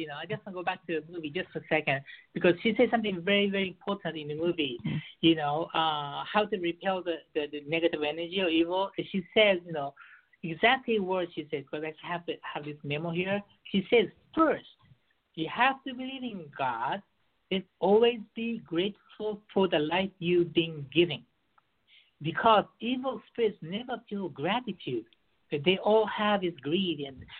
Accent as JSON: {"language": "English", "town": "Beirut", "region": "Beirut Governorate", "country": "Lebanon", "tie": "born or raised there", "also_born_or_lived": "Japan / United States", "said": "I was raised in Beirut, and I lived in Japan. I lived in the U.S. for 10 years."}